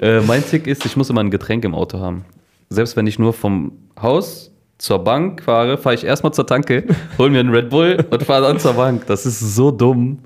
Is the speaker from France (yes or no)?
no; Cologne, North Rhine-Westphalia, Germany; bei uns in Kölle